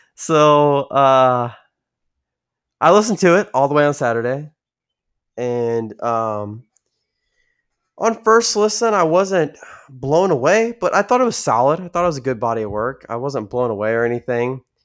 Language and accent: English; San Antonio, Texas, United States; my hometown, San Antonio area